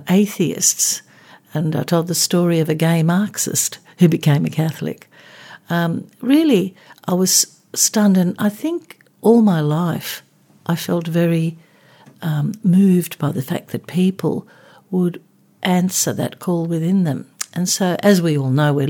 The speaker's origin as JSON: {"language": "English", "country": "Australia", "tie": "born or raised there", "said": "I was born in Australia but kind of grew up like a typical kind of, if you can use the term, migrant kid"}